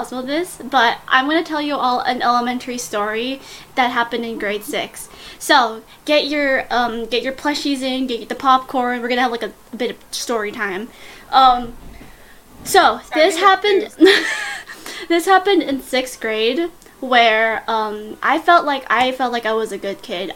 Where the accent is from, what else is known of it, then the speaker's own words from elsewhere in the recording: Canada; I'm Canadian